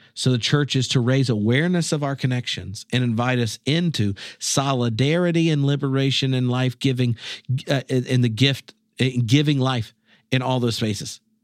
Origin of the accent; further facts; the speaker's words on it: North Carolina, United States; moved away as an adult; now in Scotland; I'm from North Carolina